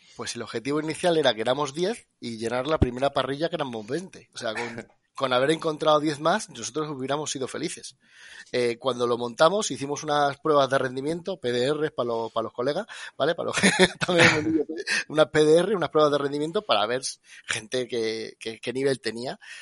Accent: Extremadura, Spain; yo soy extremeño

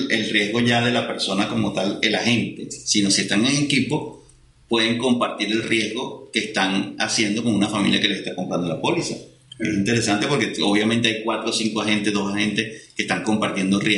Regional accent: Venezuela; accent: Venezuelan; como soy demasiado pronunciación venezolana, a veces, y eso yo no la tengo tan fuerte como tus amigos o mi esposo

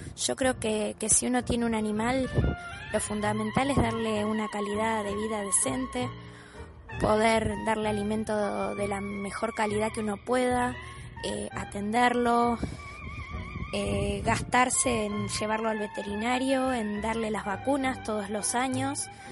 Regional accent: Mercedes, Buenos Aires Province, Argentina; also born or lived in Palermo, Buenos Aires; now in Buenos Aires, Argentina; Yo me crié en Mercedes, en una casa con patio bastante grande.

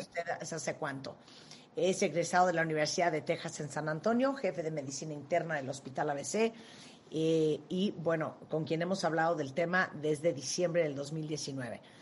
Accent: Nicaragua; yo nací en Nicaragua

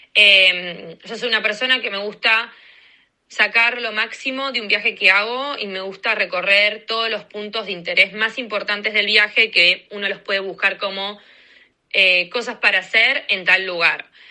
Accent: Argentina; moved away as an adult; also born or lived in Washington, DC, United States; now in United States; soy de Argentina y este momento estoy viviendo en Estados Unidos hace dos años y siete meses

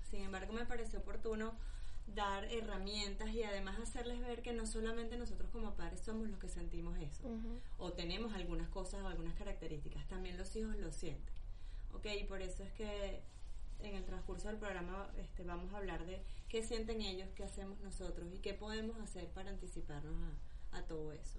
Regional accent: Venezuela; moved away; lo hablo porque soy venezolana

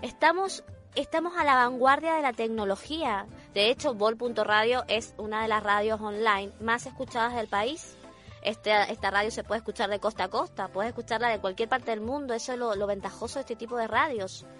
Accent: Argentina; moved away as an adult; now in Chile; Yo soy argentina, pero vivo aquí hace

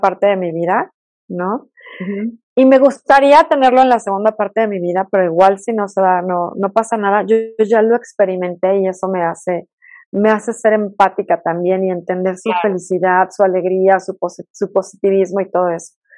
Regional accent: Mexico City, Mexico; accent: fresa; moved away as an adult; now in Toluca, Mexico; soy de la Ciudad de México, aunque ya soy más este, Toluca porque llevo ya muchísimos años viviendo acá

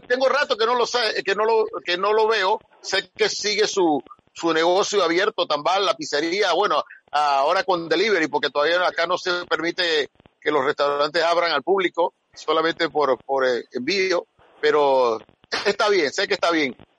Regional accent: Panama; nosotros como, como panameños

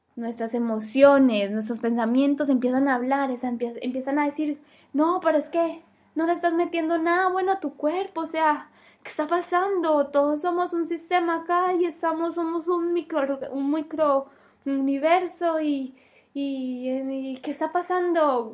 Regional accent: Medellín, Antioquia, Colombia; moved away as an adult; now in Denmark; soy de Medellín, Colombia, pero vivo en Dinamarca

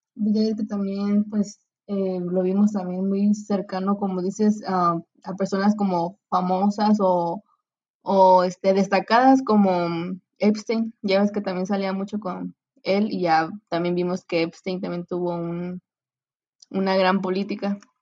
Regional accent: Mexico; como nosotros como mexicanos, porque ya que somos eh, vecinos pues con Estados Unidos

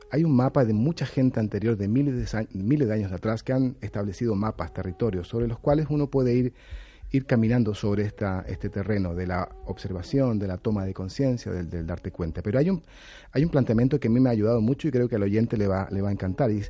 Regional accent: Chile; Y a mí como chileno mental me ha

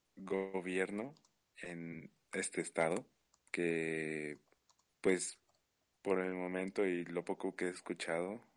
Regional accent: Mexico; como mexicano

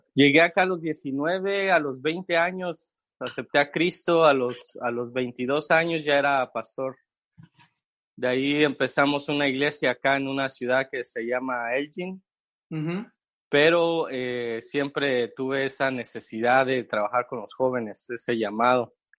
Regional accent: Mexico City, Mexico; moved away as an adult; now in Chicago, United States; mexicano, chilango. Para los que no saben qué es chilango, son los que vivimos en la Ciudad de México.

